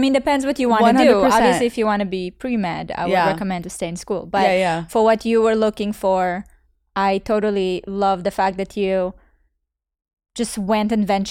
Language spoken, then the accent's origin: English; Canada; now in Miami, United States; Because I came from Canada where literally there's a team mm-hmm. of 12 people. And then here I'm in Miami